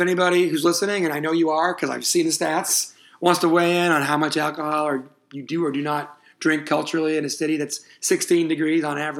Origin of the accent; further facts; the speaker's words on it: United States; as an American abroad